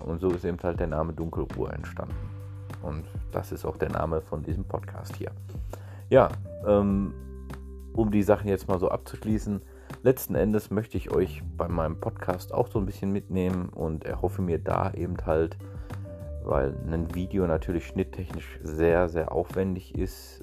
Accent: Ruhr area, North Rhine-Westphalia, Germany; accent: leichter Dialekt (Ruhrgebiet); bin eine einfache Person aus dem Ruhrgebiet, wie man vielleicht auch schon an meinem leichten Dialekt hört

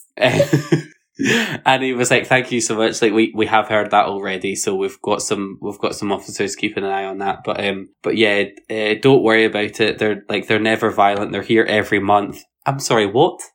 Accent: Edinburgh, Scotland, United Kingdom; are you from Edinburgh? And I was like, Yes.

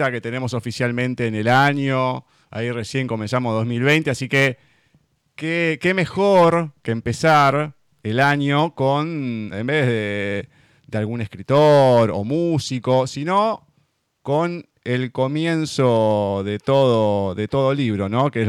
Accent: Madrid, Community of Madrid, Spain; yo soy madrileño, nacido

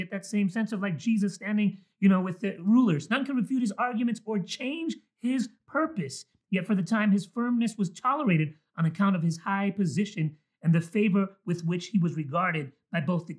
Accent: Mexico; born there; I was born in Mexico, so I have a Mexican birth certificate.

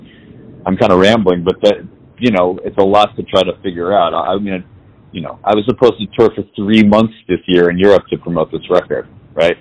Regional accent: New York City, New York, United States; I was born and raised in New York City

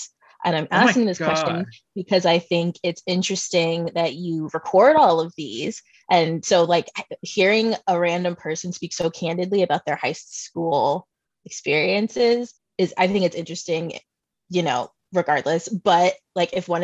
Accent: New York, United States; moved away as an adult; now in Chicago, United States; growing up in New York

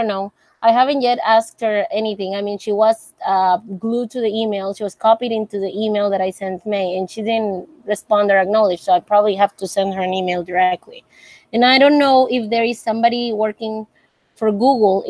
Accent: Monterrey, Nuevo León, Mexico; I'm from Mexico, Monterrey.

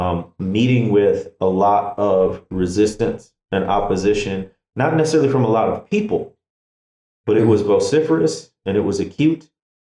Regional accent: Chicago, Illinois, United States; I grew up in the Midwest in the Chicago area.

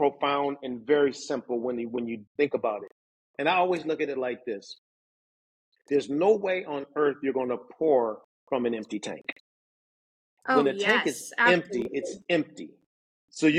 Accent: Syracuse, New York, United States; also born or lived in Philadelphia, Pennsylvania; now in Winter Park, United States; I was born and raised in Syracuse, New York

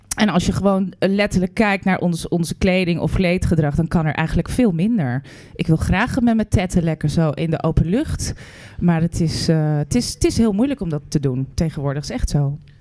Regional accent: Netherlands; wij zijn Nederlanders.

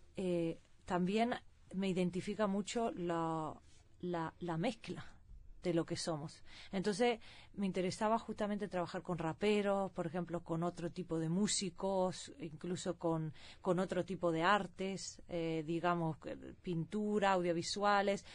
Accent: Sweden; also born or lived in Seville, Spain; nací en Suecia con padres uruguayos

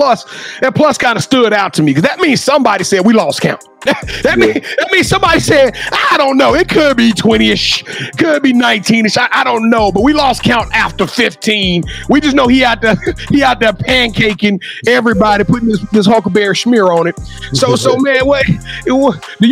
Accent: Louisiana, United States; I'm from Louisiana

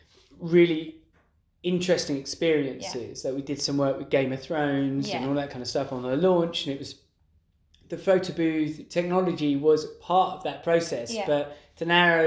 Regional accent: London, United Kingdom; accent: East London; It's probably my accent.

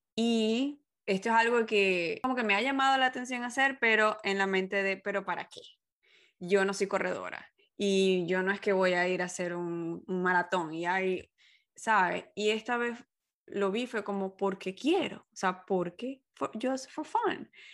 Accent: Venezuela; moved away as an adult; yo vengo de Venezuela, en donde una sola estación

